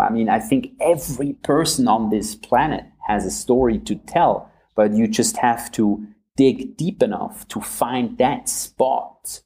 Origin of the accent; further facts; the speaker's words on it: a village near Zurich, Switzerland; moved away as an adult; now in Munich, Germany; where I grew up in uh, in, uh, in, a, in, a, little little village about 15 minutes outside of Zurich.